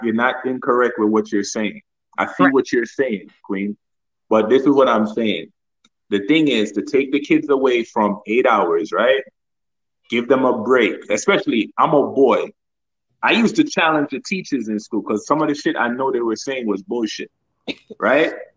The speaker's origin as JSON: {"language": "English", "country": "Jamaica", "tie": "born or raised there", "moved": "yes", "lives_now": "United States", "said": "growing up in Jamaica"}